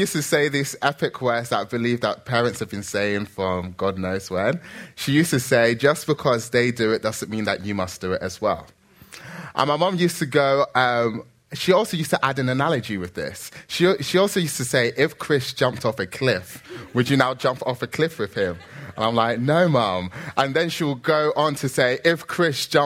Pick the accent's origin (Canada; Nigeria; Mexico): Nigeria; I'm Nigerian